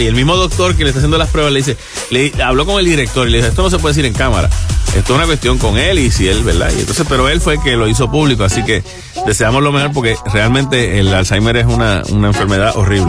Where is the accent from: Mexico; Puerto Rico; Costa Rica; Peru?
Puerto Rico; Caguas; a mi pueblo de Caguas